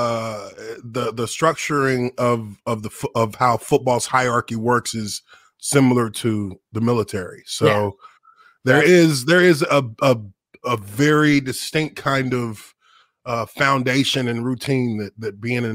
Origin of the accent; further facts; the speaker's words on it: Dallas, Texas, United States; moved away as an adult; also born or lived in Indiana / Jacksonville, Florida; I grew up in Dallas, man. I'm from Dallas, Texas originally. You know, my parents are from Nigeria. So, you know, I came up in Dallas.